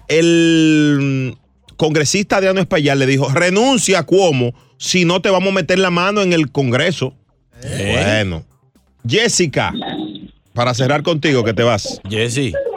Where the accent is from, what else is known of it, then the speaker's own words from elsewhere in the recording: Puerto Rico; Yo soy boricua